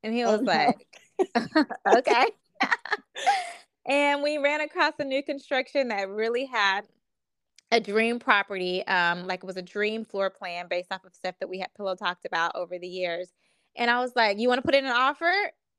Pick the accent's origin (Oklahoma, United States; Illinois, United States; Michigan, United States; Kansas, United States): Kansas, United States; moved away as an adult; also born or lived in Wichita, Kansas / Atlanta, Georgia; now in North Carolina, United States; I'm from Kansas.